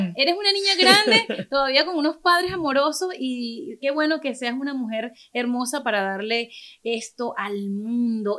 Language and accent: Spanish; Venezuela; moved away; also born or lived in Caracas; me crié en un pueblo en Venezuela, a pesar de que nací en la capital